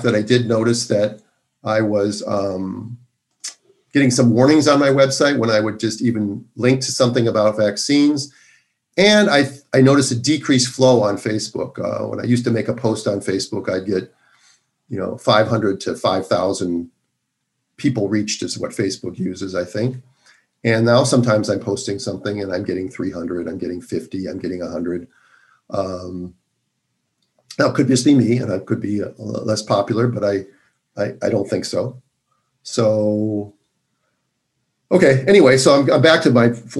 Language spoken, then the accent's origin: English; Minnesota, United States; moved away; I'm from Minnesota, and I have an affinity for my home state, even though I haven't lived there since 1982